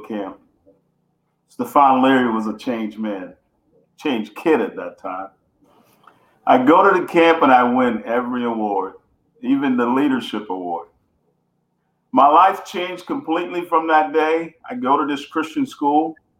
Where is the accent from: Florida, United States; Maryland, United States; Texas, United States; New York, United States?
Texas, United States; Houston; also born or lived in Bunkie, Louisiana; I am uh, born in uh, Louisiana, Bunkie, small town Bunkie, Louisiana, but uh, grew up in Houston, Texas